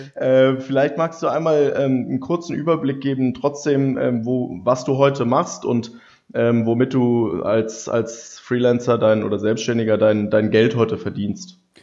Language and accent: German; Germany; wir sind ja so als Deutsche